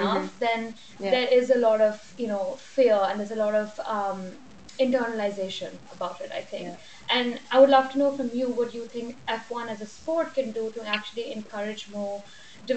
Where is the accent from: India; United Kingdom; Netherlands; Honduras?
India; now in New York, United States; I live in New York, I'm from India